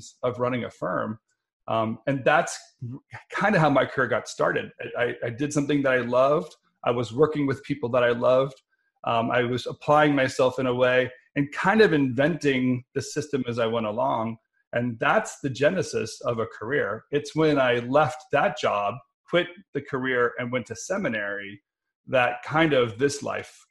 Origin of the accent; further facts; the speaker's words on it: Denver, Colorado, United States; Growing up in Denver